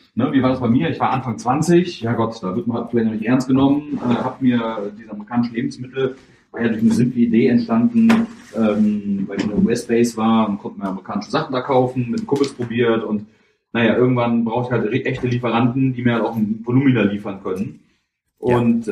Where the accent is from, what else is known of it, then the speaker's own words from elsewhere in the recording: Germany; ich bin extra aus Deutschland gekommen